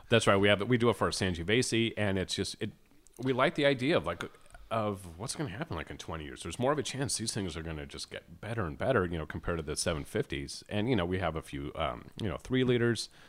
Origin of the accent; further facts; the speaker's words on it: California, United States; for a Cali boy